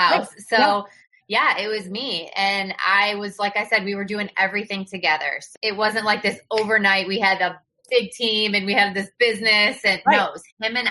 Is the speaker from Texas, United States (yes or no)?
no; Battle Creek, Michigan, United States; moved away as an adult; also born or lived in Naples, Florida; I grew up in Battle Creek, Michigan